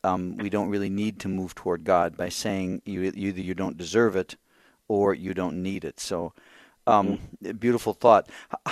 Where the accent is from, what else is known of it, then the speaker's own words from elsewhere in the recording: Sioux Falls, South Dakota, United States; the Diocese of Sioux Falls, which is my home diocese. And I went to school and high school in Sioux Falls.